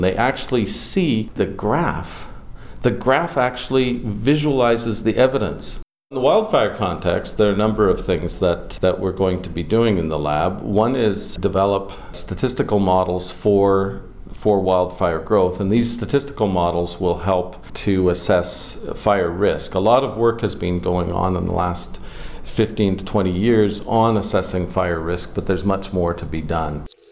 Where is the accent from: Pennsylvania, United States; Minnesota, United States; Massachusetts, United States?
Minnesota, United States; Minneapolis; also born or lived in Winnipeg, Canada / British Columbia, Canada; now in Canada; my formative years were in Minneapolis